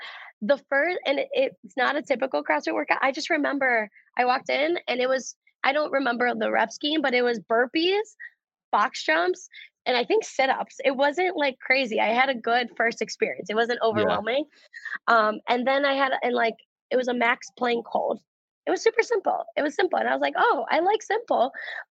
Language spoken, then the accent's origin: English; Cleveland, Ohio, United States; I'm from Cleveland, Ohio. Originally okay, so Cleveland, Ohio. So I'm born and raised here.